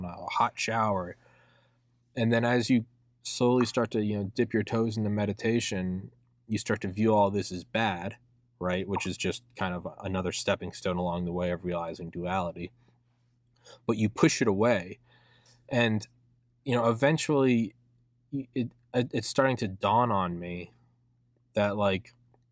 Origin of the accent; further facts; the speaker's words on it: Atlanta, Georgia, United States; St. Pius X Catholic High School in Atlanta, where I went to high school